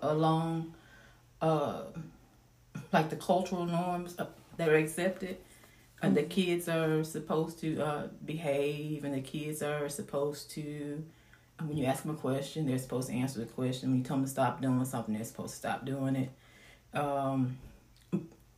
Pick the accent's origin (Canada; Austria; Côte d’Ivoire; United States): United States; Mississippi; moved away as an adult; also born or lived in Allen, Texas; We're from Mississippi